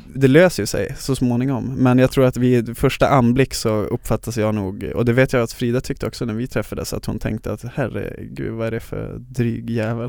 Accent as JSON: {"language": "Swedish", "town": "Luleå", "region": "Norrbotten County", "country": "Sweden", "tie": "born or raised there", "moved": "as an adult", "lives_now": "Stockholm, Sweden", "said": "så kommer jag från Luleå där jag är born and raised"}